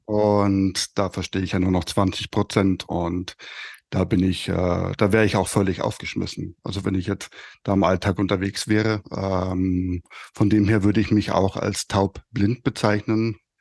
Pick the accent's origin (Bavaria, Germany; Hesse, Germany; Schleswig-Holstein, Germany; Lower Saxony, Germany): Bavaria, Germany; Fürstenfeldbruck; accent: Bavarian; ich komme aus Oberbayern, äh, Speckgürtel von München, Fürstenfeldbruck.